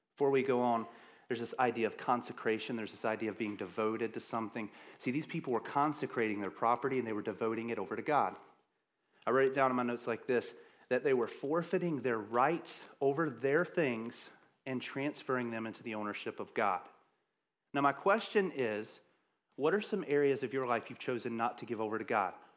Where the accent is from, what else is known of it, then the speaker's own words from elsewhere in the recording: the South, United States; I'm from the South